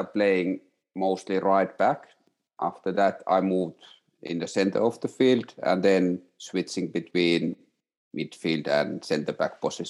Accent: Oulu, North Ostrobothnia, Finland; born or raised there; moved away as an adult; also born or lived in Katrineholm, Sweden

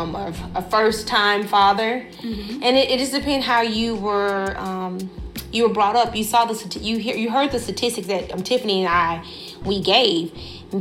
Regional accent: Dallas, Texas, United States; I'm from Dallas, South Dallas

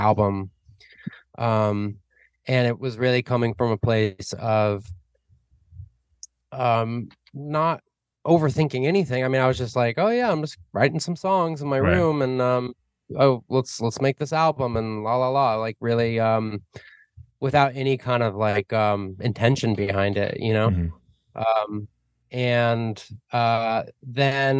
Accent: Arizona, United States; moved away as an adult; also born or lived in New York; now in Los Angeles, United States; I grew up in Arizona, and lived there till I was like 21, 22, and then moved around a bit

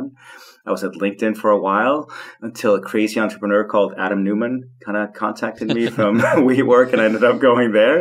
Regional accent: Copenhagen, Capital Region of Denmark, Denmark; I was born and raised in Copenhagen to very hippie parents

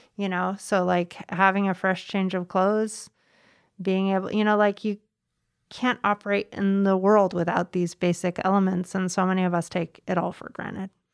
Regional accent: Mendocino County, California, United States; also born or lived in Bay Area; I grew up in Mendocino County

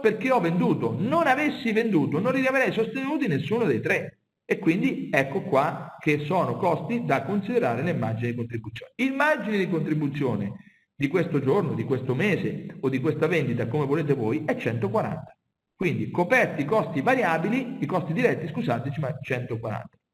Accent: Marche, Italy; io sono marchigiano e vivo nella zona calzaturiera

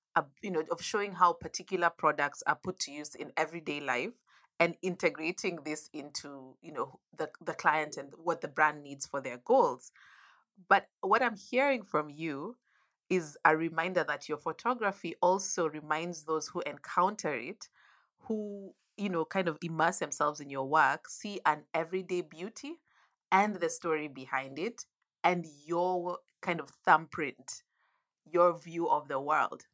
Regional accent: Nairobi, Kenya; I grew up in Nairobi

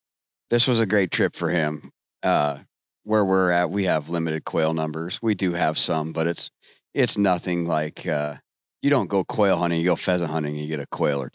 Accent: Western Iowa, United States; I'm from Western Iowa. And yeah, I'm a hog farmer.

